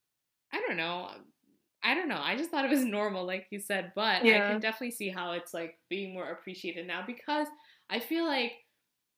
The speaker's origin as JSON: {"language": "English", "country": "United States", "tie": "born or raised there", "said": "I grew up here in America"}